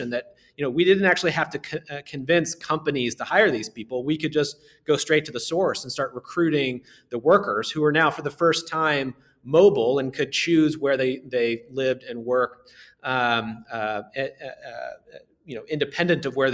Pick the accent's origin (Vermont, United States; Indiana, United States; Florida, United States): Indiana, United States; Southern; growing up in Southern Indiana